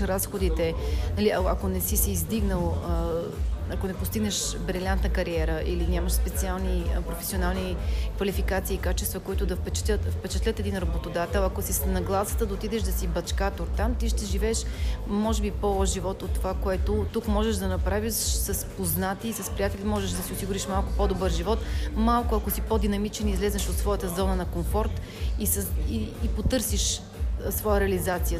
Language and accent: Bulgarian; Chavdar, Sofia Province, Bulgaria; moved away as an adult; also born or lived in Denver, Colorado, United States; в моето родно село Чавдар